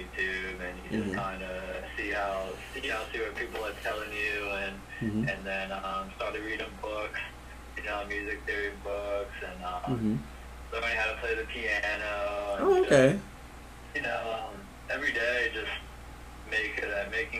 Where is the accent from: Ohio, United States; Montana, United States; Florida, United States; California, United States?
Florida, United States; Pensacola; now in Orlando, United States; Originally from Pensacola, Florida